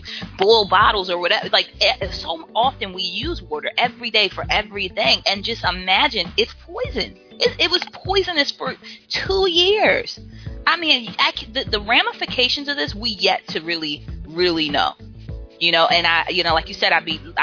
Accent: Baltimore, Maryland, United States; we were growing up in Baltimore. We lived in an apartment complex in the city

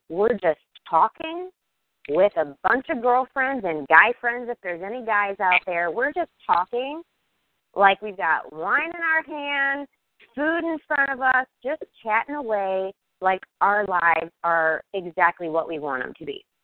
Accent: Kansas City, United States; I'm from Kansas City.

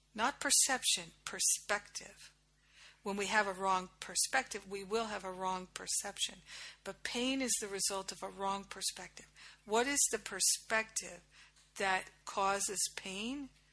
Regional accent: Rhode Island, United States; moved away as an adult; also born or lived in Boston / New York / Los Angeles / Kauai; I grew up in Rhode Island.

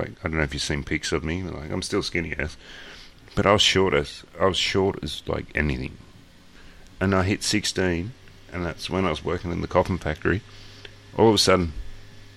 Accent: Australia; I'm Australian.

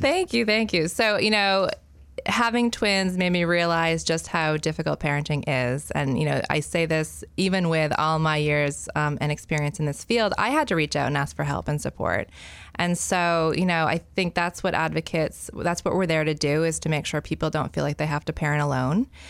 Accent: Freeport, Maine, United States; moved away as an adult; also born or lived in Canada; I grew up in Freeport.

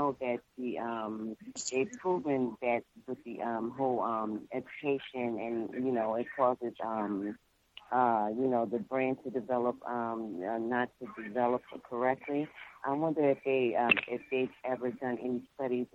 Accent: North New Jersey, United States; moved away; I'm originally from North New Jersey

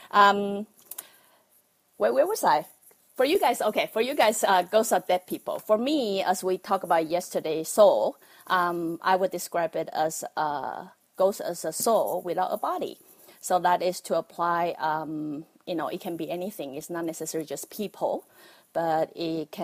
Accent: Taiwan; accent: Taiwanese; I'm from Taiwan. That's why you have to bear with my Taiwanese accent

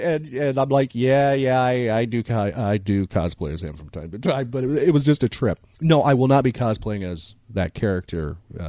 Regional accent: Midwest, United States; now in Florida, United States; I'm originally from the Midwest

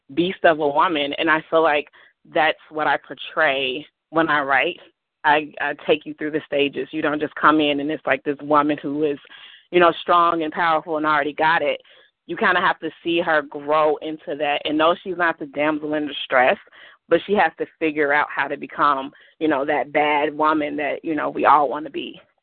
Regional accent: Chicago, Illinois, United States; also born or lived in Blue Island, Illinois; I grew up on the south side of Chicago

